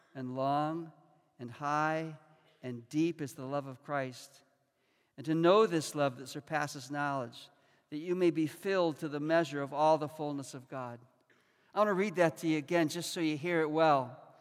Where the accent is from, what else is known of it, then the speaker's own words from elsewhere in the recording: Chicago, Illinois, United States; moved away as an adult; also born or lived in Rockford, Illinois; I was born and raised in Chicago. I went to the same school system, lived in the same neighborhood until I was 18 and came here to college